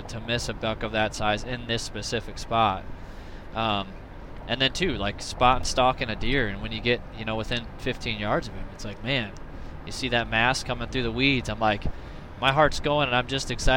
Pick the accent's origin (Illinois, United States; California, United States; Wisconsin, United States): Illinois, United States; moved away as an adult; now in Iowa, United States; growing up in Illinois, I gun hunted like I bow hunted.